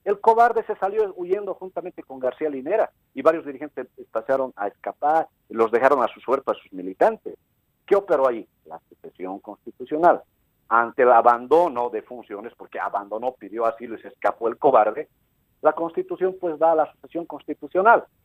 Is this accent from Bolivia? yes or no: yes; Camacho Province, La Paz, Bolivia; yo soy de Camacho